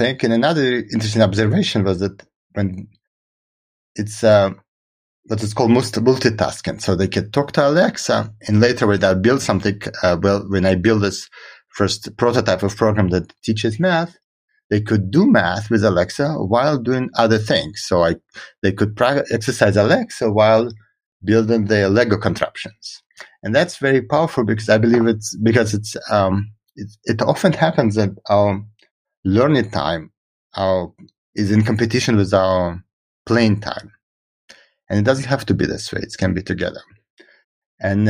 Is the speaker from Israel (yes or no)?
yes; Israel; first language Russian; English is a second language; moved away as an adult; also born or lived in Russia / United States; I was born in Russia and I grew up in Israel.